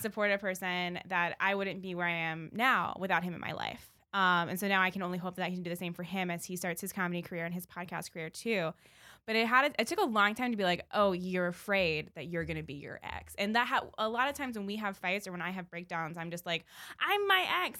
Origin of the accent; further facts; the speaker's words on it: Baltimore, Maryland, United States; I would say, like, "Baltimore," 'cause it wasn't a lie